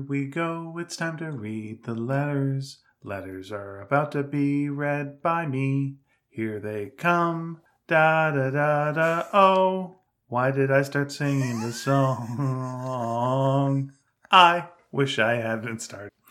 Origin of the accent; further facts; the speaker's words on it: Canada; accent: Canadian; I'm Canadian